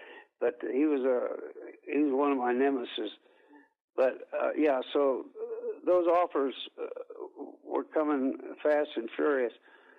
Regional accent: Anderson, Indiana, United States; I did stay right here in my hometown of Anderson, Indiana.

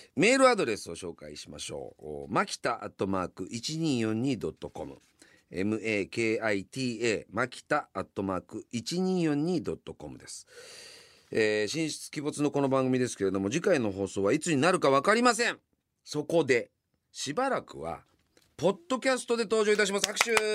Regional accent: Yamanashi, Japan; now in Tokyo, Japan; 僕の実家の山梨は

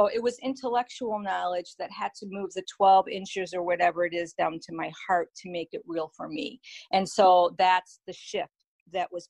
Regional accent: East Coast, United States; I was born and raised on the East Coast

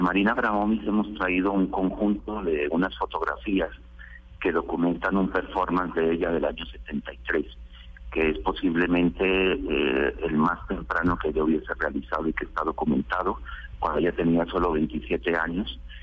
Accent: Colombia; moved away as an adult; now in Spain

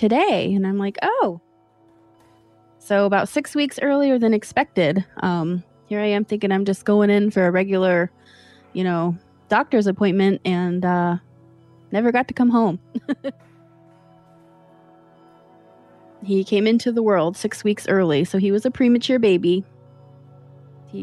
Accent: Columbus, Ohio, United States; I'm from Columbus, Ohio, right here in Columbus, Ohio

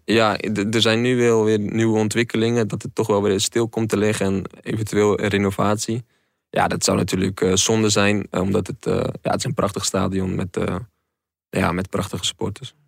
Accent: Netherlands; moved away; also born or lived in North Brabant / Rotterdam; kom uit Dolen en dat ligt ook net tegen de rand van Zeeland aan. Dus je bent ook heel snel weer in Brabant. Scholen heb ik in Brabant gehad en in Rotterdam.

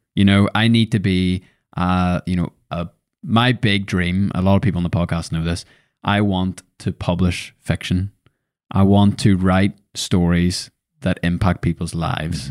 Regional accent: Lisburn, Northern Ireland, United Kingdom; moved away as an adult; I was born and bred in Lisburn

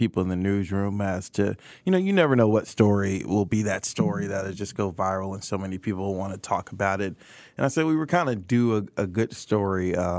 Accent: Atlanta, Georgia, United States; now in Kansas City, United States; I have a new tolerance for cold now. You know, I'm from Atlanta.

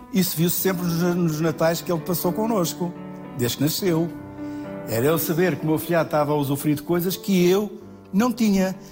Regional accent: Mourão, Alentejo, Portugal; moved away; Deus quis que eu tivesse nascido em Mourão, numa casa muito pequenina

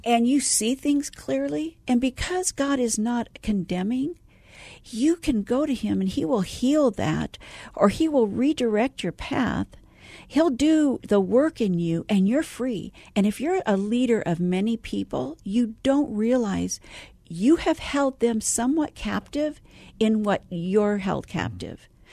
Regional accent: San Francisco Bay Area, California, United States; moved away as an adult; also born or lived in Arizona; I'm originally from the Bay Area

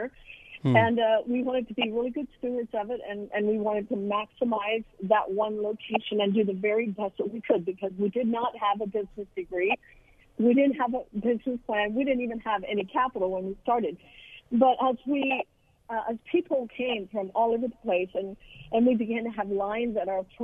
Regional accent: United States; I grew up in the Amish culture

